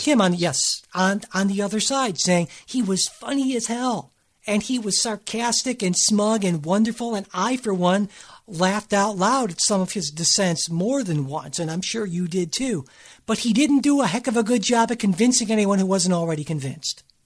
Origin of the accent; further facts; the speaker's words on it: Cleveland, Ohio, United States; I'm from Cleveland, which is very much a working class, kind of underdog sort of city